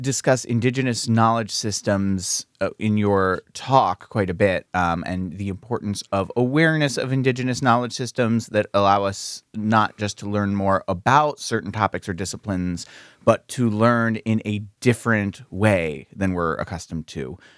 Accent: United States; growing up in the United States

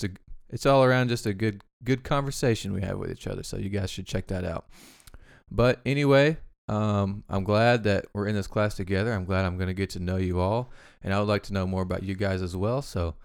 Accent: Damascus, Arkansas, United States; now in Conway, United States; I grew up in Damascus, Arkansas, went to Southside B Branch High School my whole life. Moved to Conway when I was 18

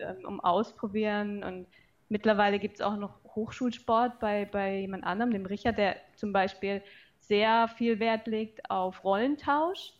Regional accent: Pforzheim, Baden-Württemberg, Germany; now in Karlsruhe, Germany; ich komme aus Karlsruhe und auch ursprünglich äh, nicht hierher, aber aus Pforzheim ist nicht weit weg von hier.

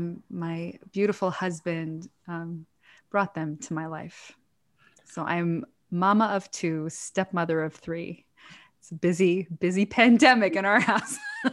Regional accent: Israel; I had good friends growing up in Israel, but I was really a little bit of a loner growing up.

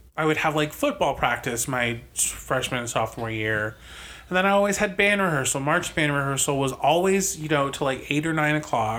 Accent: New Jersey, United States; Technically, I'm from New Jersey.

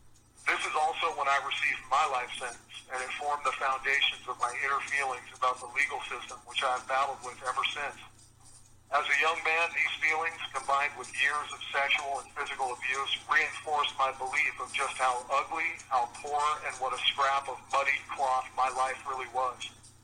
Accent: Alaska, United States; I was raised here in Alaska, and after those years, I felt like the trash that blows in the wind around the ankles of normal people as they live their lives.

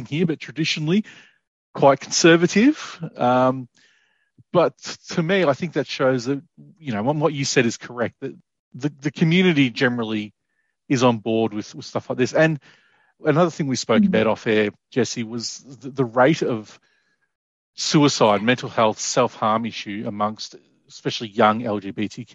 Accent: Ararat, Victoria, Australia; as a kid growing up in Ararat

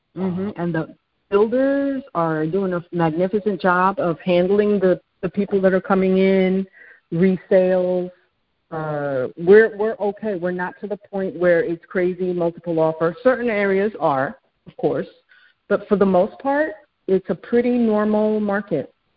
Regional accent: New York City, New York, United States; moved away as an adult; now in Houston, United States; I am originally from New York City, and due to oil and gas, uh, my husband and I ended up moving here

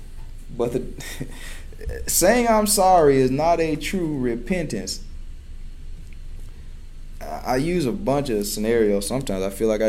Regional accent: Chula, Mississippi, United States; growing up in a small town of Chula, Mississippi

